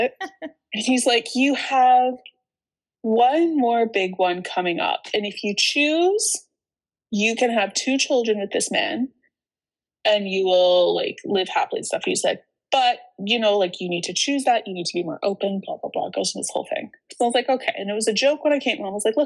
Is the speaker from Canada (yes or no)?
yes; Canada; growing up in Canada